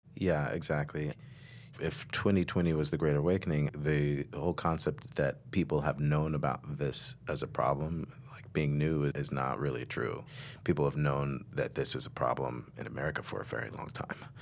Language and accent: English; Chicago, Illinois, United States; growing up in Chicago